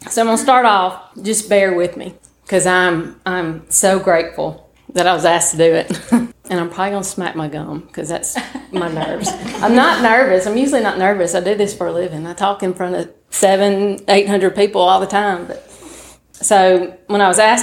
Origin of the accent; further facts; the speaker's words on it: Tupelo, Mississippi, United States; now in Pontotoc, United States; I'm from Tupelo, Mississippi. I was born in Tupelo, now live in Pontotoc